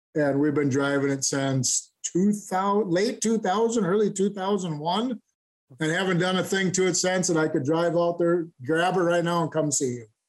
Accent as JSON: {"language": "English", "town": "Stillwater", "region": "Minnesota", "country": "United States", "tie": "born or raised there", "said": "I'm from Stillwater, Minnesota. I was born and raised here. I'm still living here."}